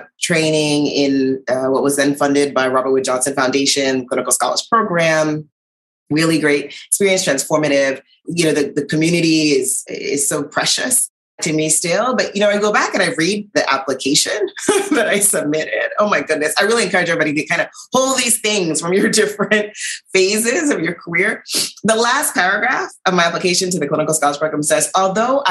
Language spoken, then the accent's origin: English; U.S. Virgin Islands; born or raised there